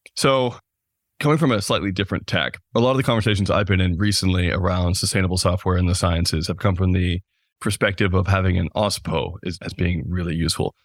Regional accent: United States; accent: American; the U S, which is where I'm obviously coming from. That's where my accent is from, my passport

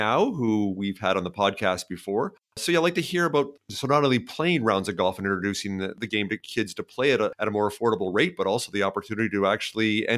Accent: Canada; also born or lived in British Columbia; myself being Canadian

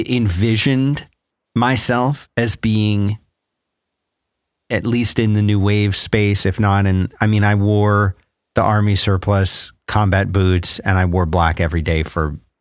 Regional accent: Florida, United States; born or raised there

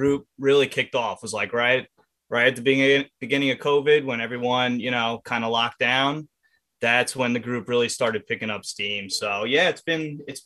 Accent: Merrick, New York, United States; I grew up in Merrick. I'm from Long Island.

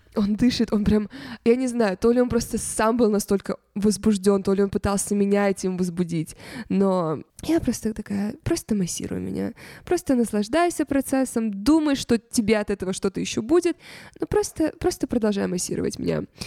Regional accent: Russia; откуда я, я говорю, из России

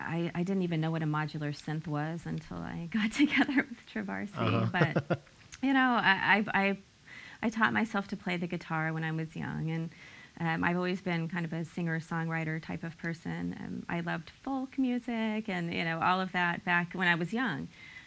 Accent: Houston, Texas, United States; also born or lived in Montana; I grew up in Houston. I grew up partly in Montana. So I have a really varied background. Outside of Billings, Montana.

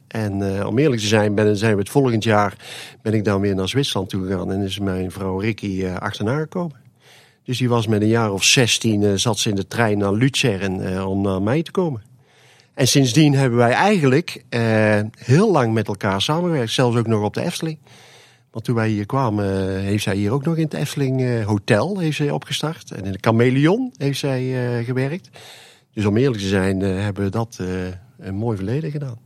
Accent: Made, North Brabant, Netherlands; ik kwam eigenlijk uit de Maden. En het wil zeggen dat we daar, eh, mijn vader en moeder hadden daar een horecazaak

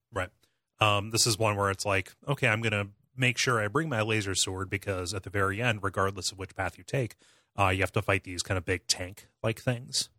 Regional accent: United States; I, I grew up in Richland County

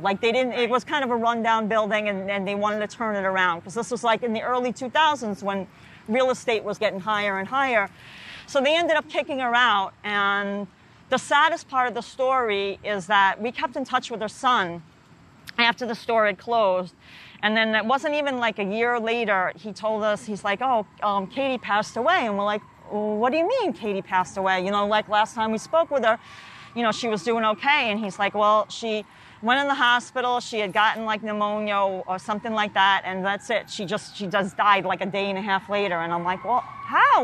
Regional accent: New York City, New York, United States; also born or lived in Harlem, New York City; grew up in the Bronx.

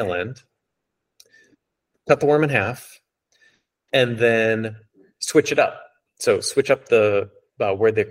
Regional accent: Hawaii, United States; I grew up with these in Hawaii

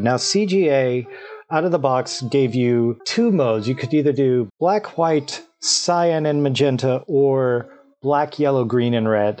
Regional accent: Amarillo, Texas, United States; I'm from Amarilla

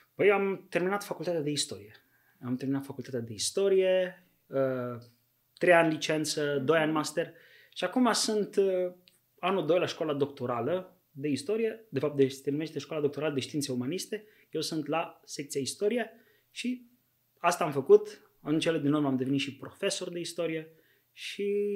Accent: Buziaș, Timiș County, Romania; sunt bănățean, acolo m-am născut, în Buziaș, un oraș micuț lângă Timișoara

